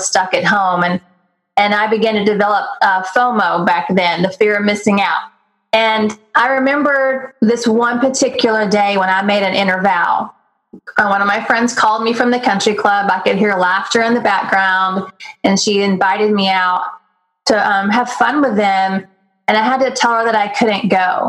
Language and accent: English; Texas, United States; I grew up in Texas, I grew up rodeoing and going to the horse races.